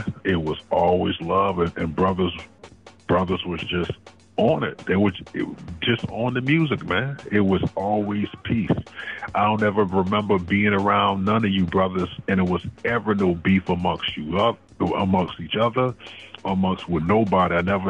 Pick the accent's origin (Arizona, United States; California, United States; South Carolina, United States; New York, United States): South Carolina, United States; also born or lived in Fayetteville, United States; First of all, I'm from Fayetteville. I was actually born in Fort Bragg. And, you know, I live many places. You know, both of my parents is in the military, so I've been around. When my parents split, that's when we came to South Carolina and was raised by our grandmother.